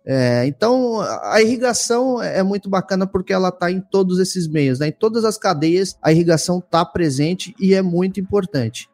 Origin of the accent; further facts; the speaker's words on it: São Paulo, Brazil; moved away as an adult; also born or lived in Sinop, Mato Grosso; now in Mato Grosso do Sul, Brazil; sou de São Paulo, capital